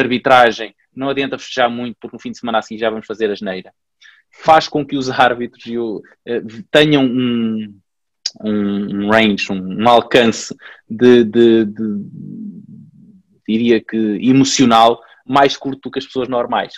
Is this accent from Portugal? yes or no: yes; Pombal, Centro, Portugal; eu sou de Pombal